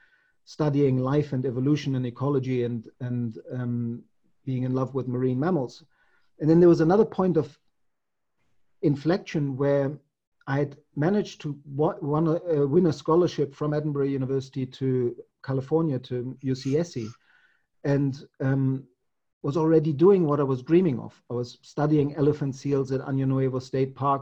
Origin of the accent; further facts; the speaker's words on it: Munich, Bavaria, Germany; I'm from Germany or I'm from Munich